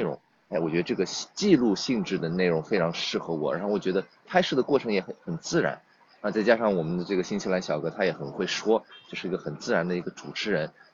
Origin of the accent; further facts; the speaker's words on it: Toronto, Ontario, Canada; also born or lived in Nantong, China; now in China; 我小的时候，我父母其实移民到多伦多，加拿大，所以我在加拿大长大的 对，很小就过去了，五六岁就过去了